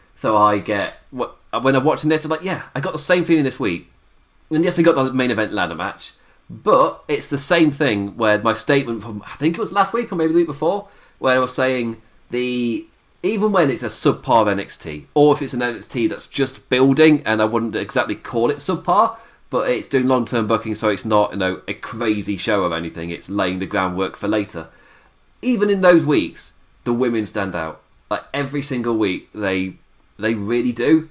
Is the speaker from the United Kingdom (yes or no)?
yes; England, United Kingdom; as an Englishman